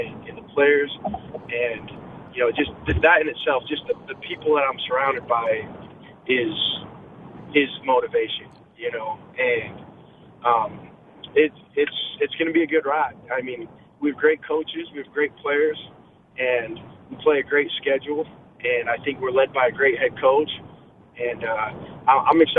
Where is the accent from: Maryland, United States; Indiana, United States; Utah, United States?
Utah, United States; Pleasant Grove; also born or lived in California; I was born in California, but raised in Pleasant Grove